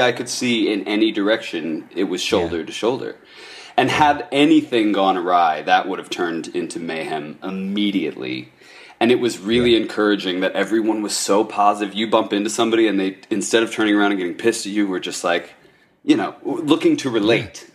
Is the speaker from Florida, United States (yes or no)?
no; Ohio, United States; I'm from Ohio